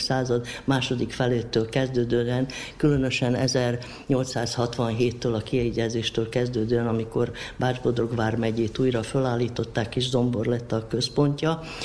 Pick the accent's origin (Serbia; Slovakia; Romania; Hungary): Serbia; Sombor, Vojvodina; moved away as an adult; also born or lived in Novi Sad; now in Subotica, Serbia; itt születtem zomborban, és itt nevelkedtem